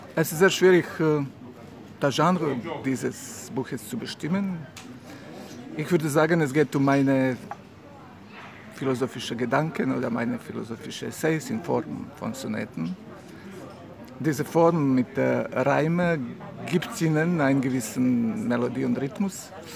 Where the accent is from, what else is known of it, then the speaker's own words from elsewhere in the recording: Mostar, Federation of Bosnia and Herzegovina, Bosnia & Herzegovina; German is a second language; now in Montenegro; ich wurde geboren in Mostar, das ist eine schöne Stadt in Bosnien-Herzegowina